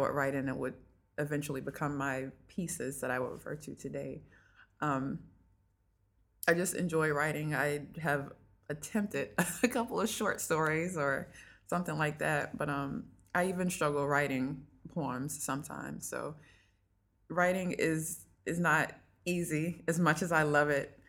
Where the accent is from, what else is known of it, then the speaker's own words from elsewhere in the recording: North Augusta, South Carolina, United States; moved away; I am originally from North Augusta, South Carolina